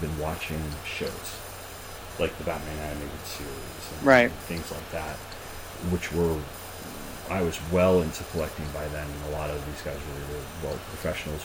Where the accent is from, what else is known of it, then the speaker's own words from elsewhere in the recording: Long Island, New York, United States; moved away; I'm from Long Island originally